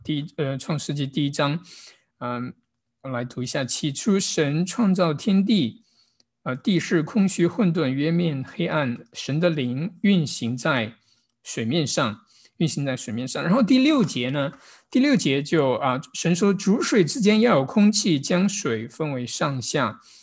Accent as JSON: {"language": "Chinese", "town": "Kaifeng", "region": "Henan", "country": "China", "moved": "yes", "lives_now": "Los Angeles, United States", "said": "我来自河南开封"}